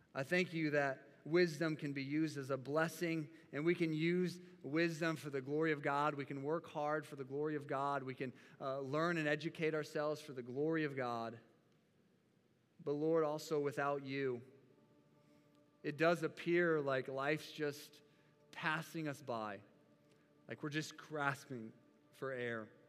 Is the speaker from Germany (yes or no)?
no; United States; as American Christians